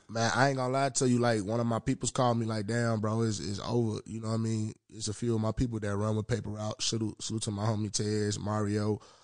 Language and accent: English; Memphis, Tennessee, United States; now in Minnesota, United States; That's my hometown